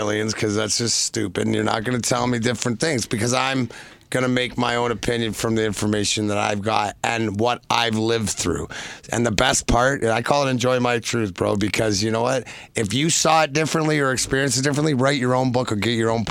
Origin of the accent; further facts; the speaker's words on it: Detroit, Michigan, United States; Detroit, being my hometown